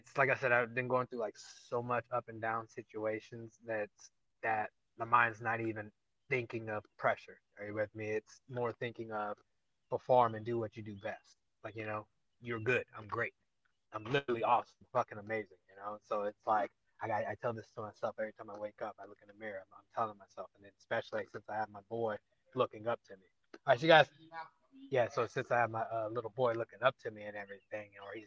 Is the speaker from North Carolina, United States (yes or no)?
no; Anaheim, California, United States; that's my hometown. People know that. So, was born there.